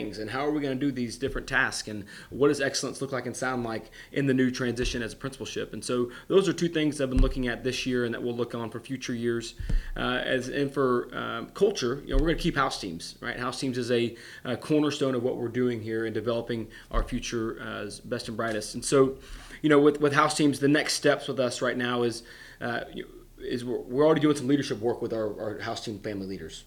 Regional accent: Northeast Texas, United States; I was born and raised in Northeast Texas

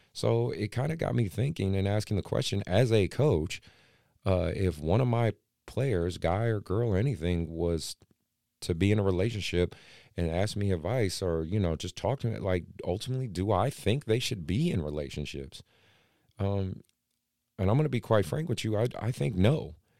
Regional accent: Oakland, California, United States; growing up in Oakland

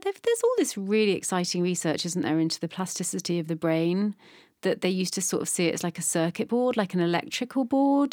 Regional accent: Bristol, South West England, United Kingdom; also born or lived in London; I'm from London, but I grew up in Bristol

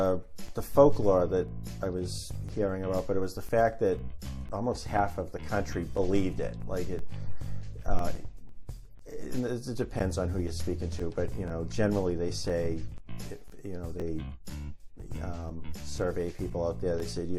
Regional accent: Boston, Massachusetts, United States; born or raised there

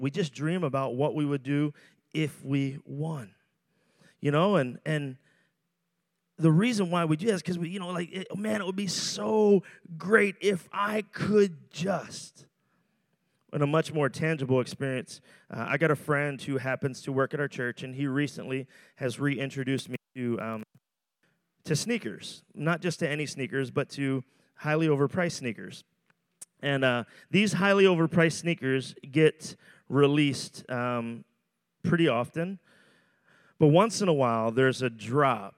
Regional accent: Philadelphia, Pennsylvania, United States; I'm from Roxborough

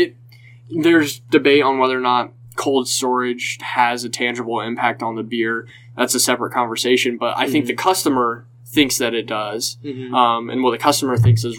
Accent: Indiana, United States; I'm from Indiana

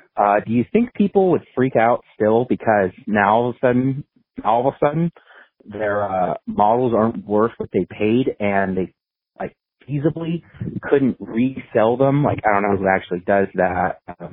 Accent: Philadelphia, Pennsylvania, United States; accent: Philly; I know that's what I was thinking about along with my Philly accent.

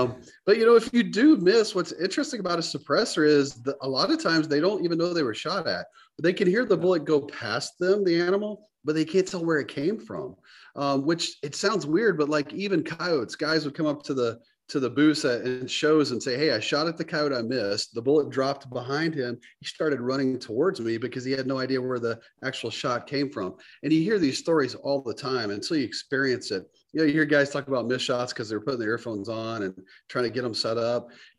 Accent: the South, United States; Growing up in the South, just the basic stuff.

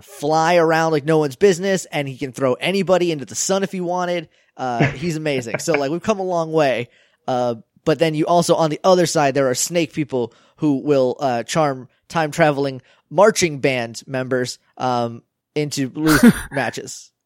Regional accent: New Hampshire, United States; now in Texas, United States; I'm from New Hampshire, so, like, I can understand the weird northern slang

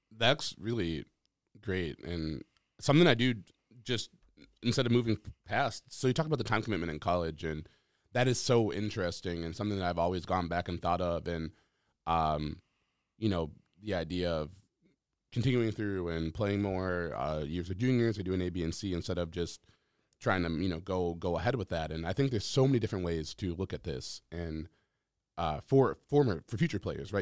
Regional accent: Minnesota, United States; growing up in Minnesota

